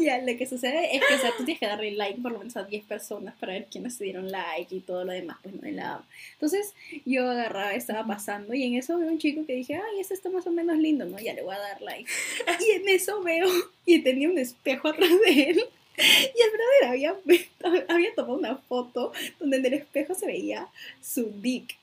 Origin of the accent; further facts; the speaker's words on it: Peru; soy de Perú